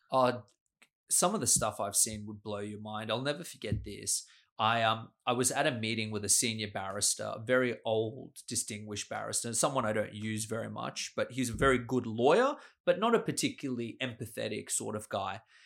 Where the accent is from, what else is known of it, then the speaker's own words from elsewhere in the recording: Sydney, New South Wales, Australia; also born or lived in Austria; I grew up here in Sydney.